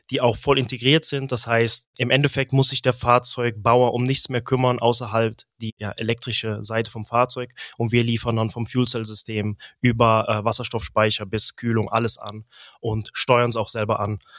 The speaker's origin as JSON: {"language": "German", "town": "Engelskirchen", "region": "North Rhine-Westphalia", "country": "Germany", "tie": "born there", "also_born_or_lived": "Delft, Netherlands", "moved": "as an adult", "said": "Ich bin gebürtig aus Engelskirchen, liegt ungefähr ja, 25 Minuten östlich von Köln. Nach meinem Zivi 2010 habe ich mich entschlossen, um in die Niederlande, Niederlande zu ziehen, nach Delft"}